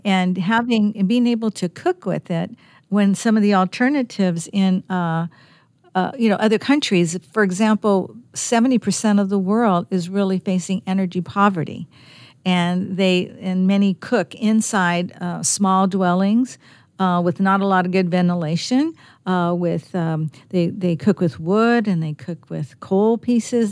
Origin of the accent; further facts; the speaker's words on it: California, United States; moved away as an adult; now in Virginia, United States; I'm from California. We don't have seasons